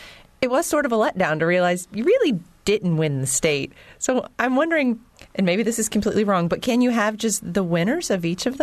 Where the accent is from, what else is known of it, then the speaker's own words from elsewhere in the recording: Georgetown, Ohio, United States; moved away; I'm from Ohio. In my small school of Georgetown